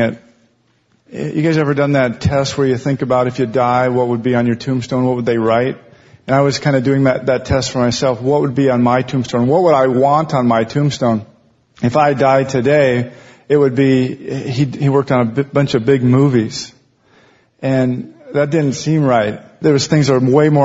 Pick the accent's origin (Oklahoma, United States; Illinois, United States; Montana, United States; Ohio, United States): Montana, United States; moved away as an adult; also born or lived in Los Angeles area; now in Los Angeles, United States; I'm from Montana. I moved down here to work in the film business about 15 years ago